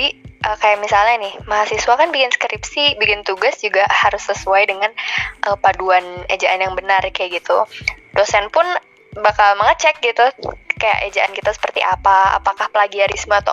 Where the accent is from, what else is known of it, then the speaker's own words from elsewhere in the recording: Bandung, West Java, Indonesia; sebagai Duta Bahasa Jawa Barat 2020. Aku berasal dari kota Bandung dan sekarang berkuliah di Institut Teknologi Bandung di semester 7.